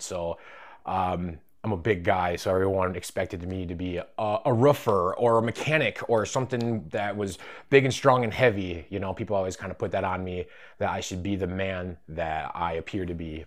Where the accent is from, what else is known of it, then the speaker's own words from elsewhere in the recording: Rhinelander, Wisconsin, United States; I'm from Rhinelander, Wisconsin.